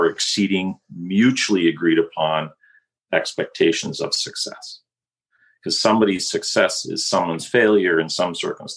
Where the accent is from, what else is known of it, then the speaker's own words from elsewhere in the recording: Kitchener-Waterloo, Ontario, Canada; I was born and raised in Kitchener-Waterloo